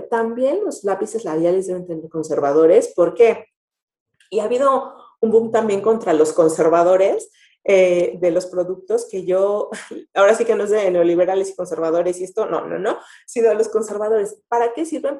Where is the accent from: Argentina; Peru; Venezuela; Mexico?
Mexico; como mexicanos